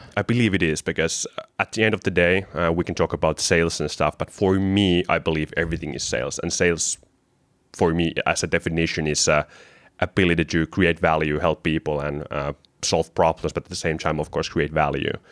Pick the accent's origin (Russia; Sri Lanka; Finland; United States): Finland; Kotka, Kymenlaakso; From my background, I'm from Kotka, which is eagle in English.